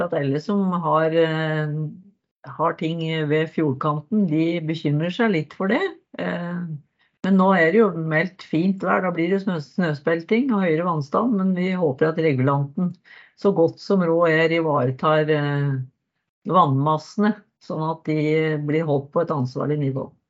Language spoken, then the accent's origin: Norwegian; Nes, Akershus, Norway; moved away as an adult; now in Modum, Norway; født og oppvokst i Nes på Romerike.